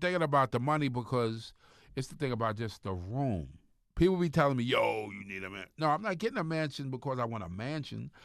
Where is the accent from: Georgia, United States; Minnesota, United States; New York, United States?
New York, United States; Long Island; moved away; also born or lived in Jersey; I'm from Long Island